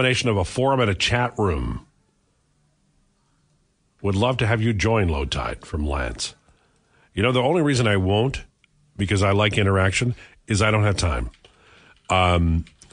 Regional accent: Maple Ridge, British Columbia, Canada; When I was a kid growing up in Haney in Maple Ridge, I'd have a slicker and I'd have gumboots walking home

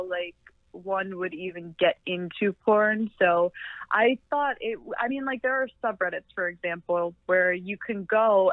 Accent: Michigan, United States; moved away as an adult; also born or lived in Coral Springs, Florida; now in Florida, United States; I spent most of my life up in Michigan.

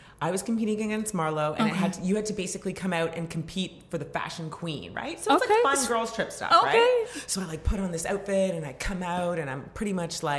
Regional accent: Toronto, Ontario, Canada; moved away as an adult; now in Atlanta, United States; Born and raised in Toronto, but Atlanta adopted me

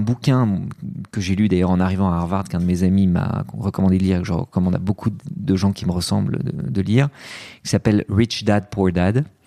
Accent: France; born or raised there; also born or lived in Lebanon

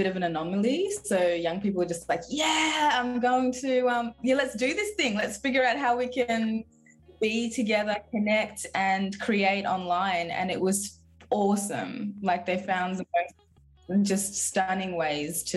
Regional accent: Frankston, Victoria, Australia; also born or lived in Zimbabwe; I grew up in Frankston

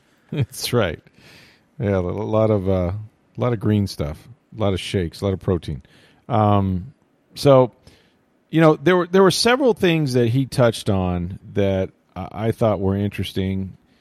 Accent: Florida, United States; I grew up in Florida

